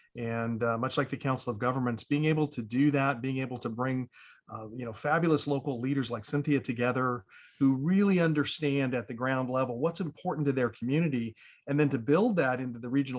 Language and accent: English; Northern California, United States; moved away as an adult; now in San Gabriel Valley, United States; I grew up in Northern California